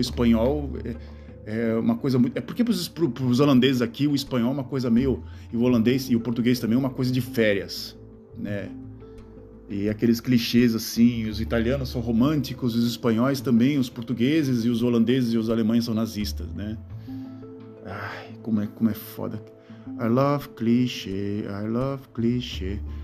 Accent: Gaúcho, Rio Grande do Sul, Brazil; accent: gauchado; now in Netherlands; quando eu fico indignado, eu começo a falar é, gauchado

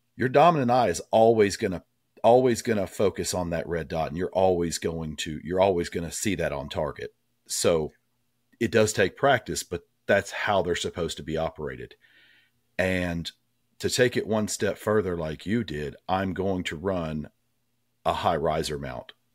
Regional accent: Tennessee, United States; growing up in Tennessee, I grew up hunting

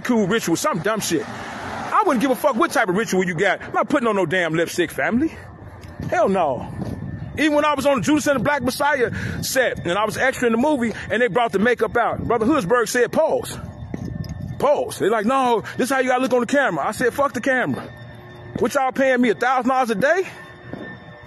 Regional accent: Chicago, Illinois, United States; I'm from Chicago

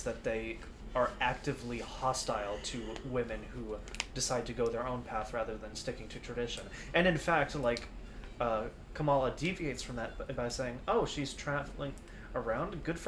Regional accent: United States; born or raised there; first language Spanish; English is a second language

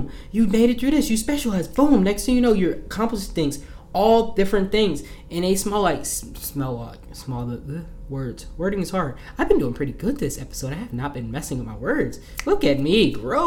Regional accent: New Jersey, United States; I'm from Jersey. We talk with our hands

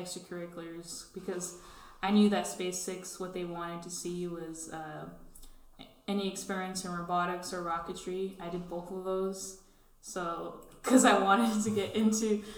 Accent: California, United States; also born or lived in Alaska; born and raised in California

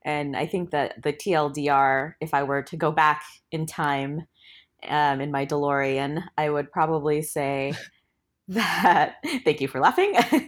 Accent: Portland, Oregon, United States; I use she, they pronouns. I am from Portland, Oregon

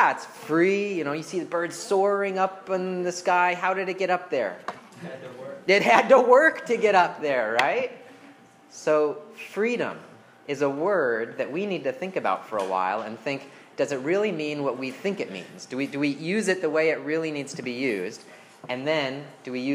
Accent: United States; as an American, as Americans

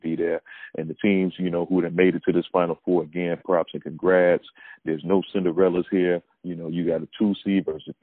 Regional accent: Chicago, Illinois, United States; I'm from Chicago

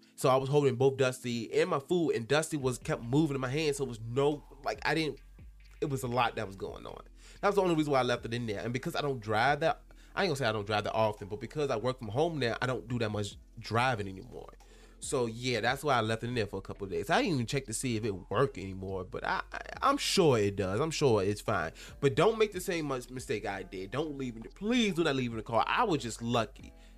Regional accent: Henrico County, Virginia, United States; my hometown, um, in Henrico County

